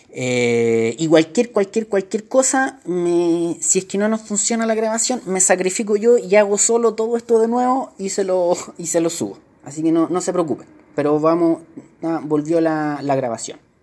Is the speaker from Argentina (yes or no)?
no; Chile; nosotros que somos chilenos